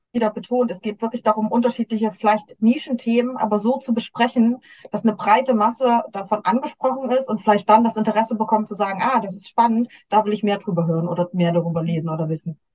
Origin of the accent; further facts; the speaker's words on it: Germany; bei uns in Deutschland